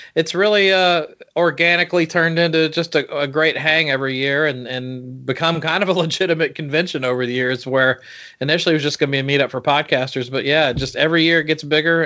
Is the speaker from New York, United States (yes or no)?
no; Georgia, United States; when we were growing up in Georgia